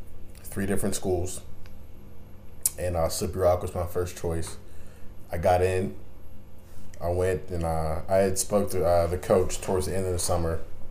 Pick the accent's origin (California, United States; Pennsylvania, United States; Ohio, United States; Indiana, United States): Pennsylvania, United States; Ambridge; I'm from Ambridge, Pennsylvania, so I'm about an hour 10 minutes from Bethany.